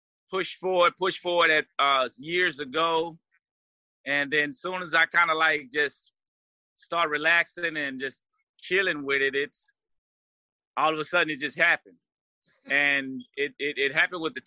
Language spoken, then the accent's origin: English; Houston, Texas, United States; I'm from Houston, Texas